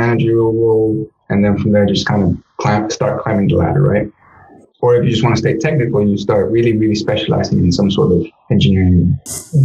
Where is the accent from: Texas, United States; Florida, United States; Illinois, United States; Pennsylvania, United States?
Texas, United States; Navasota; also born or lived in Guanajuato, Mexico; in my hometown in Navasota, Texas